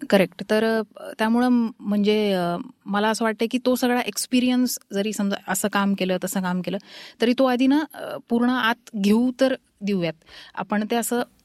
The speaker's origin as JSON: {"language": "Marathi", "town": "Paithan", "region": "Maharashtra", "country": "India", "tie": "born or raised there", "also_born_or_lived": "Aurangabad / Pune", "moved": "yes", "said": "मी मूळची पैठणची आहे आणि शिक्षणामुळे औरंगाबाद आणि पुणे असं आम्ही राहत आलो"}